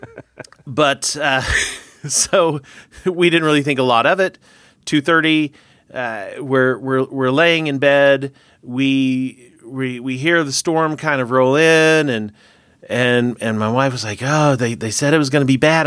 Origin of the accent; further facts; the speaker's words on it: Oklahoma, United States; as a kid growing up in Oklahoma